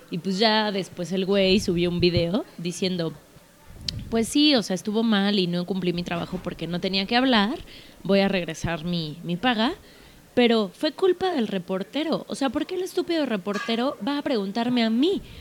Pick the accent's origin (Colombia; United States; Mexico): United States; Spanish is a second language; Porque soy bien gringa.